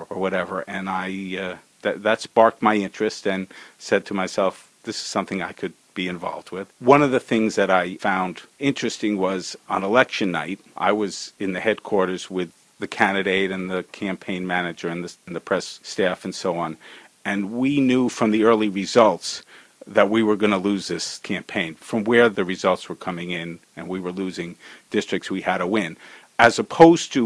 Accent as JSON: {"language": "English", "town": "Cranford", "region": "New Jersey", "country": "United States", "tie": "born or raised there", "also_born_or_lived": "Cleveland, Ohio", "said": "I grew up here in Cranford, went through the Cranford school system"}